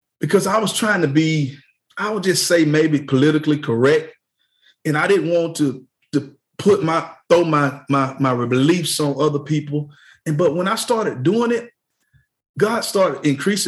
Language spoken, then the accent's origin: English; Mayfield, Georgia, United States; we grew up in Mayfield, Georgia, small town with just one store.